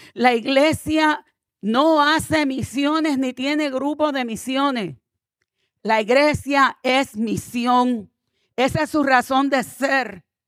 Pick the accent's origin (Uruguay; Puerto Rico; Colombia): Puerto Rico; moved away; also born or lived in New Jersey; soy puertorriqueña